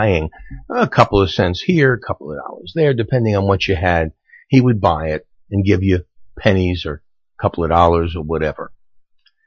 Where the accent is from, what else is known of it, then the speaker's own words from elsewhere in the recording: New York City, New York, United States; When I grew up in Brooklyn